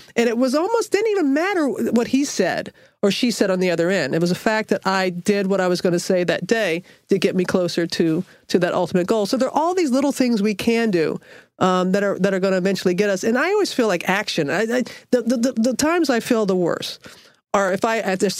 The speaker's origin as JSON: {"language": "English", "town": "Biloxi", "region": "Mississippi", "country": "United States", "tie": "born or raised there", "moved": "as an adult", "said": "I was in Biloxi, Mississippi, and living happily ever after. It was my hometown"}